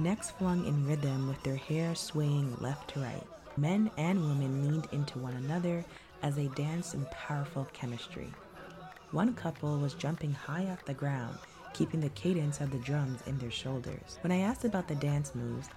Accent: Toronto, Ontario, Canada; growing up near Greenwood and Danforth

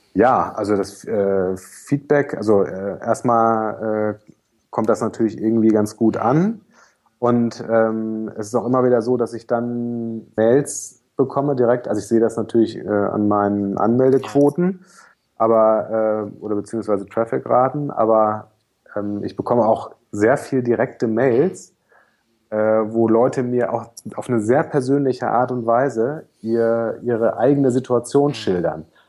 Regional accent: Germany; moved away as an adult; now in Hamburg, Germany; Ostsee, das ist meine Heimat, nicht gebürtig, aber äh, da habe ich von 12 bis 19 gewohnt, so die wichtigsten Jugendjahre

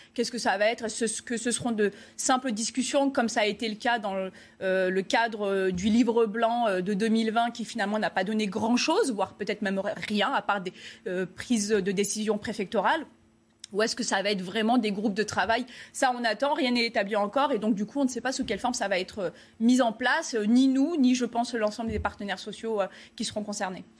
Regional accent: France; nous, euh, en tant que Français

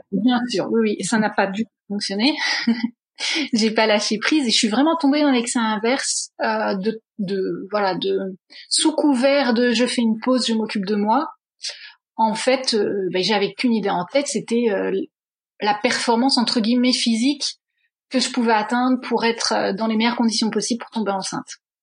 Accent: France; moved away as an adult; also born or lived in Netherlands / England; now in Brussels, Belgium; je suis française d'origine, mais ça fait maintenant à peu près 8-9 ans que je suis établie à Bruxelles.

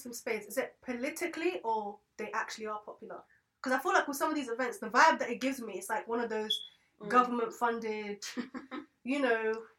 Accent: London, United Kingdom; moved away as an adult; I've grown up in London where it's multicultural, where I'm exposed to different types of people

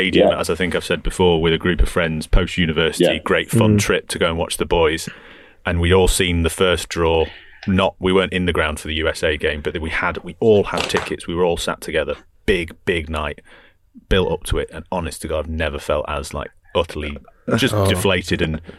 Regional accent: Scotland, United Kingdom; Johnny, I'm sorry to do this as a Scot

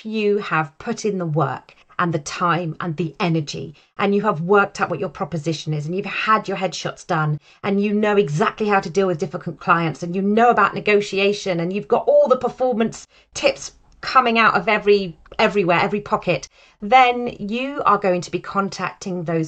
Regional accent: United Kingdom; I sit in the market as a British, white, middle-aged, female voice actor

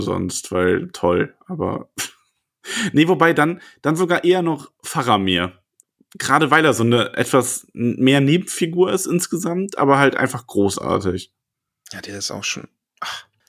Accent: Solingen, North Rhine-Westphalia, Germany; ich bin überhaupt nicht aus dem Ruhr. Ich bin aus Solingen, das ist nicht Ruhrpott

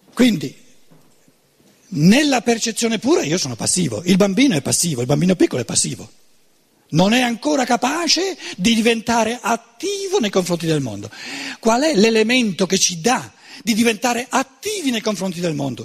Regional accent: Germany; Italian is a second language; un povero tedesco

